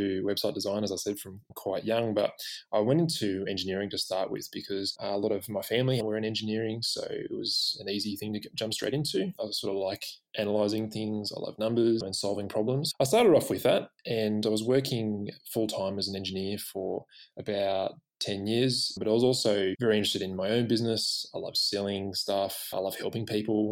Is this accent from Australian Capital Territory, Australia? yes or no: yes; Canberra, Australian Capital Territory, Australia; now in Sydney, Australia; I grew up in Canberra